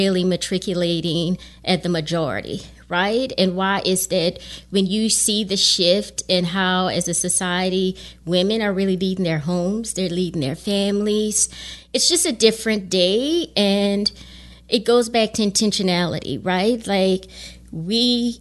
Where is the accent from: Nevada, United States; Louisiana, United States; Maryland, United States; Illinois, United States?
Louisiana, United States; Lafayette; now in Baton Rouge, United States; I'm from Lafayette